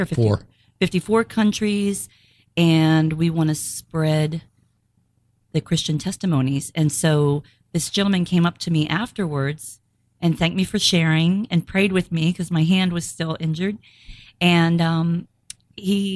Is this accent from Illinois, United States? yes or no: no; Maryland, United States; we have Maryland, which is my hometown